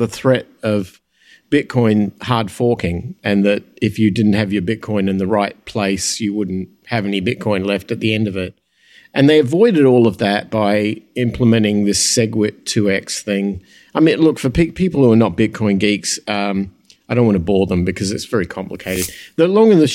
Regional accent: Adelaide, South Australia, Australia; moved away; Mal and I come from the same town. We were born in the same place

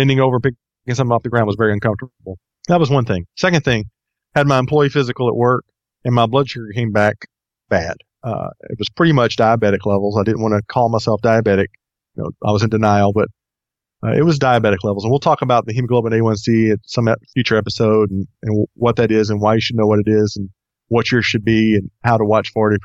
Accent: Texas, United States; moved away as an adult; now in Atlanta, United States; I grew up in Texas, lived there until about 4 years ago

